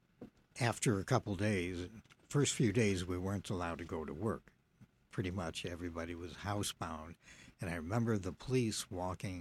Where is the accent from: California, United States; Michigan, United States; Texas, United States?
Michigan, United States; Detroit; Where I was brought up on Dexter, it was thriving.